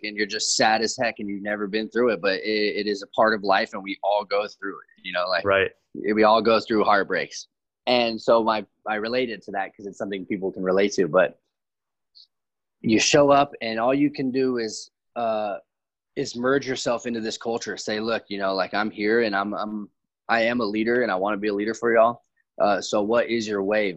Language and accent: English; Santa Monica, California, United States; I grew up in Santa Monica, California, so I'm very blessed to be around there